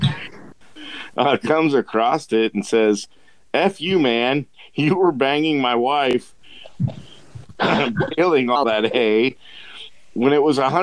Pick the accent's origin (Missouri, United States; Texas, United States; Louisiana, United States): Missouri, United States; Hannibal